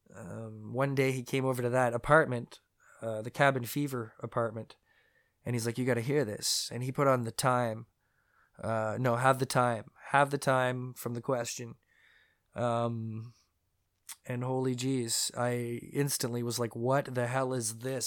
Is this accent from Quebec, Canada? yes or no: no; Mississauga, Ontario, Canada; also born or lived in St. Catharines, Ontario; when I was nine years old, maybe eight, I moved from Saint Catharines, Ontario, Canada. I moved to Mississauga, Ontario, Canada